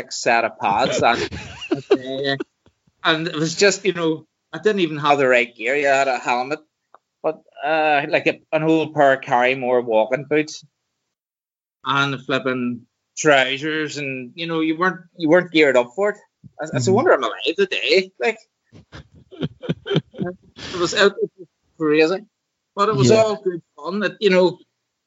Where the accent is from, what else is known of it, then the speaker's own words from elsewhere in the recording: Waringstown, Northern Ireland, United Kingdom; I'm from Warringstown here, so I'm just outside Lurgan.